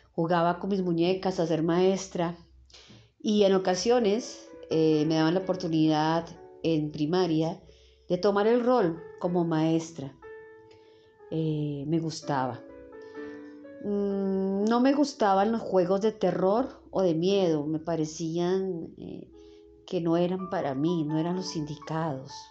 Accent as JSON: {"language": "Spanish", "region": "Bogotá", "country": "Colombia", "tie": "born there", "said": "nací en Bogotá, Colombia, un 14 de septiembre de 1976, a eso de las 10 de la noche."}